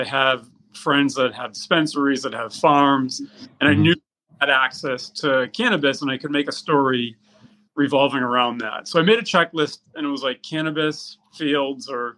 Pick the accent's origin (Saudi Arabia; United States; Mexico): United States; Revere, Massachusetts; moved away as an adult; now in California, United States; growing up in Massachusetts and Revere, Mass